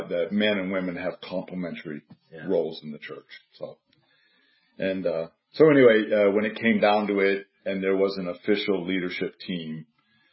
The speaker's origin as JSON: {"language": "English", "country": "United States", "moved": "as an adult", "said": "I'm American"}